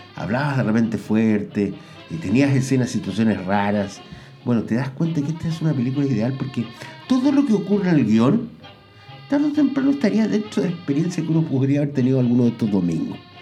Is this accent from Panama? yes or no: no; Chile; yo como chileno